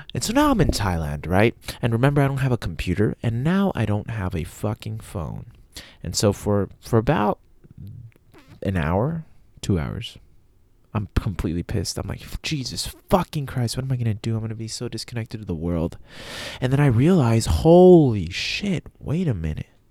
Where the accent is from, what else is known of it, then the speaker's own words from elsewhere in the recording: El Paso, Texas, United States; El Paso, Texas, which is where I always leave from, my hometown